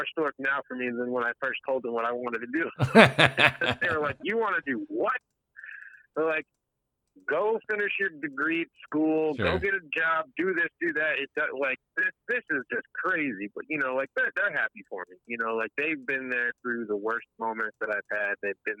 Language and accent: English; Jamaica; because I'm Jamaican.